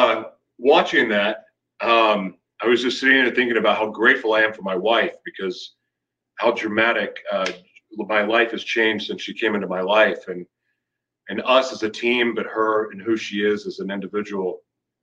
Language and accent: English; United States; I am from the United States